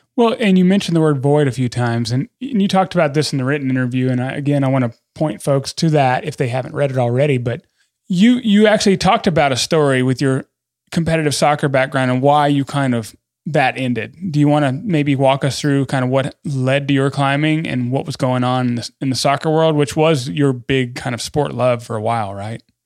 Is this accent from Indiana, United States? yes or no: no; Western North Carolina, United States; now in Bozeman, United States; I'm from Western North Carolina.